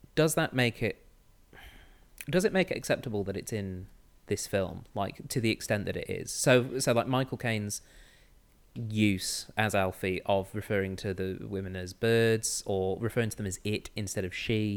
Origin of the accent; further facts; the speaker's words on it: Manchester, North West England, United Kingdom; I'm from Manchester